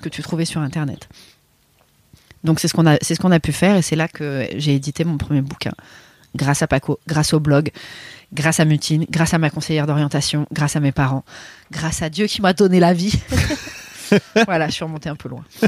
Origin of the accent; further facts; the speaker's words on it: Paris, Île-de-France, France; moved away as an adult; en tant que parisienne